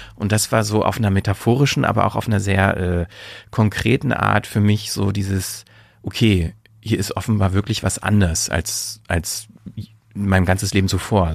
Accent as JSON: {"language": "German", "region": "East Germany", "country": "Germany", "tie": "born or raised there", "moved": "yes", "lives_now": "Berlin, Germany", "said": "ich bin ja auf dem Land groß geworden"}